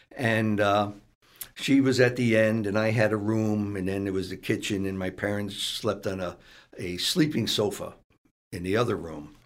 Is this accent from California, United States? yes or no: no; Stamford, Connecticut, United States; I grew up in the ghetto section of Stamford